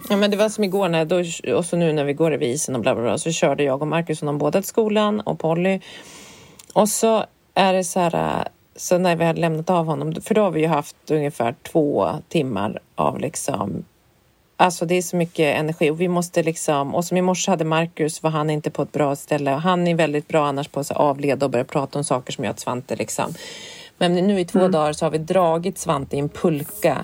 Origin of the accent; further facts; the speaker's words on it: Härnösand, Västernorrland County, Sweden; moved away; för vi var uppe i Härnösand där jag kommer ifrån.